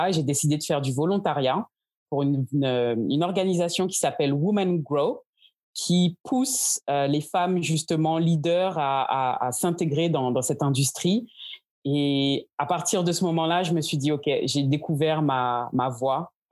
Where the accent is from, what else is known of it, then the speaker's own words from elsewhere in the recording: Guadeloupe; also born or lived in France; Je suis donc originaire de la Guadeloupe. Pour ne pas parler de toute mon histoire depuis mon enfance, euh, j'ai vécu donc entre la France et la Guadeloupe